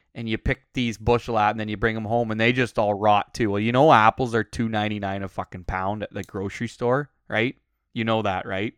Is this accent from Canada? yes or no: yes; Uxbridge, Ontario, Canada; moved away; also born or lived in Alberta; growing up in Uxbridge